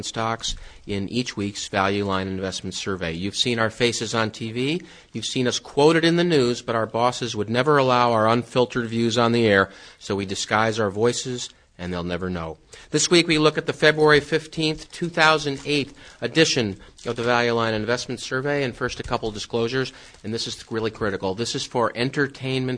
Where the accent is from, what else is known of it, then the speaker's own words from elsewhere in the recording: Midwest, United States; I'm from there, the Midwest